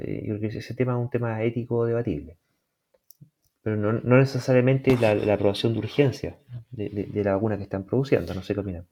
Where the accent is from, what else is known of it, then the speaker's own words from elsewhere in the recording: Chile; nosotros aquí en Chile